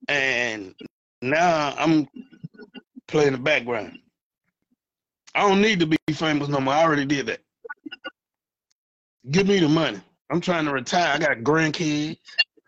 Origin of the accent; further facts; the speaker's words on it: Louisiana, United States; now in Dallas, United States; I'm from Louisiana. We know how to shut our damn mouth. I live out here in Dallas, man.